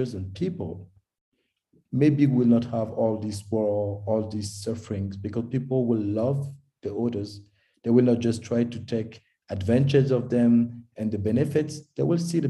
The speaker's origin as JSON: {"language": "English", "country": "Togo", "tie": "born or raised there", "also_born_or_lived": "Paris, France", "moved": "as an adult", "lives_now": "Zurich, Switzerland", "said": "I was born in Togo in West Africa, because my father is Togolese and my mom is German. And I was raised in Togo to my baccalaureate, and then I go in France, make my studies there"}